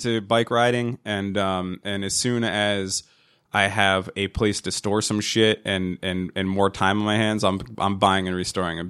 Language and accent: English; New Jersey, United States; Now, we've, how many hundreds of children do we know that grew up in our area that we grew up in Central Jersey?